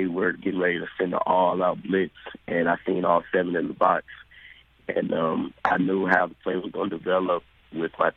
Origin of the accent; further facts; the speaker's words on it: Benton, Texas, United States; moved away; I'm from Benton, Texas.